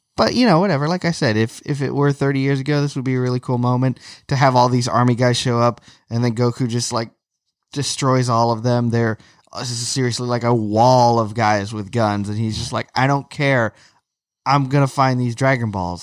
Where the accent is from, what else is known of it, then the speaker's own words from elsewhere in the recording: Florida, United States; moved away; we had annual passes growing up in Florida